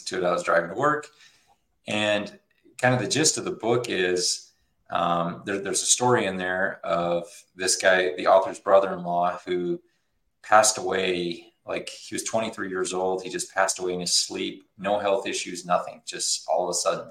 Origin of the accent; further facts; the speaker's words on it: Utah, United States; I'm from Utah.